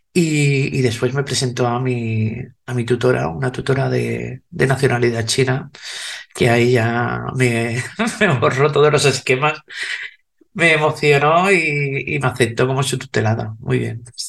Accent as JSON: {"language": "Spanish", "country": "Spain", "said": "soy española"}